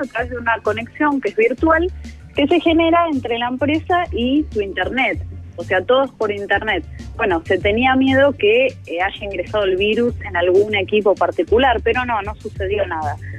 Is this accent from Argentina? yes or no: yes; Argentina